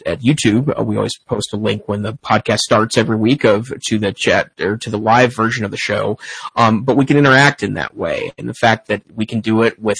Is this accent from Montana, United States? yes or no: yes; Great Falls, Montana, United States; moved away; my hometown, Great Falls, Montana